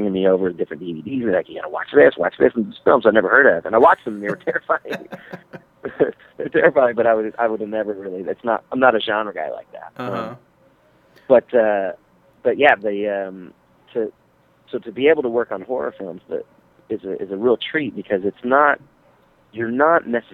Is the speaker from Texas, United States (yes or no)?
yes; Texas, United States; moved away; I'm originally from Texas